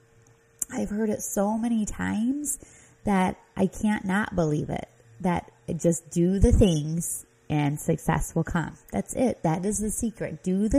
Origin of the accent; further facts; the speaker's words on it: Midwest, United States; accent: Midwest; my Midwest accent